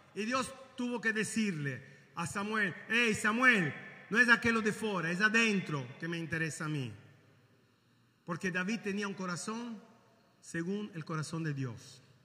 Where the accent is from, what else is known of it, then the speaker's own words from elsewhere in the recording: Caracas, Capital District, Venezuela; now in Italy; nací en Venezuela, en Caracas.